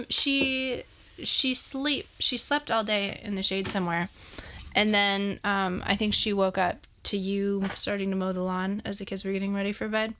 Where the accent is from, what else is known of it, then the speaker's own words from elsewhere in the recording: Montana, United States; I'm from Montana